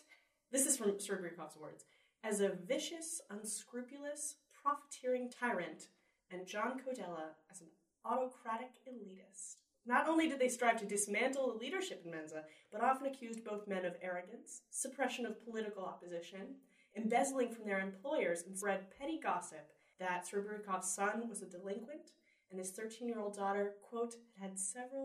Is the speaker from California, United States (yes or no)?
no; Pikesville, Maryland, United States; also born or lived in Baltimore; now in New York, United States; From Pikesville, Maryland, home of many, many, many fellow Jewish people.